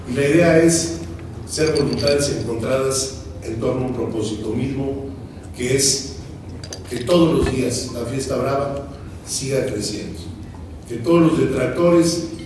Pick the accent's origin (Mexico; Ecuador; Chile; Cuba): Mexico; tenemos que darnos nuestro lugar como mexicanos